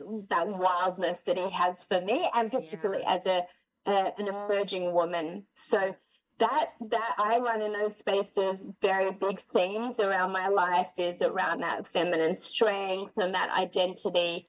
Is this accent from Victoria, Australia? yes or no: no; Sydney, New South Wales, Australia; moved away as an adult; also born or lived in Gold Coast, Australia; now in Montreal, Canada; I'm born and raised in Sydney, 30 years, 10 years on the Gold Coast